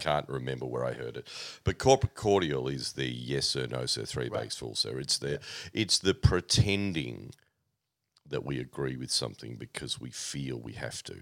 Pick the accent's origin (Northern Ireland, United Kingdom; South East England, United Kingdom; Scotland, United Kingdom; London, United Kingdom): South East England, United Kingdom; Oxford; now in Australia; born, born in Oxford, uh, to my parents.